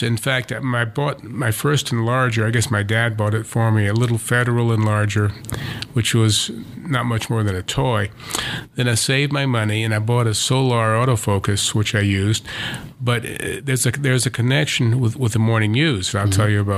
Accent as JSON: {"language": "English", "town": "Savannah", "region": "Georgia", "country": "United States", "tie": "born or raised there", "moved": "yes", "said": "growing up in Savannah was idyllic in those days"}